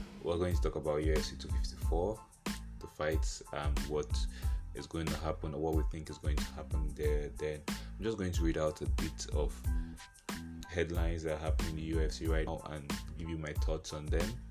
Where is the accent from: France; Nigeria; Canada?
Nigeria; I am a Nigerian